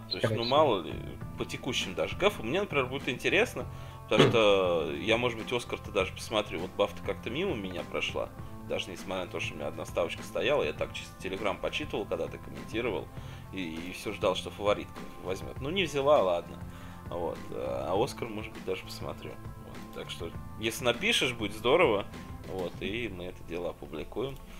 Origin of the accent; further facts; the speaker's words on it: Tula, Tula Oblast, Russia; откуда я родом